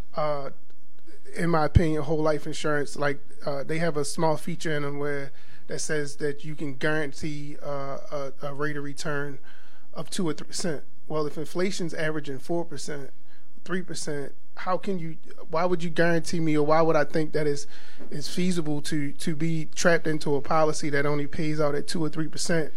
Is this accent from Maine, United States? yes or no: no; Baltimore, Maryland, United States; growing up in Baltimore, um, there's two major, major churches.